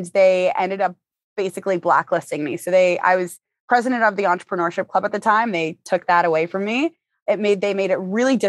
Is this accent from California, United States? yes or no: no; Boston, Massachusetts, United States; moved away as an adult; now in Los Angeles, United States; I'm from Boston, and like, for me, Boston is really a hub for businesses, but growing up in the area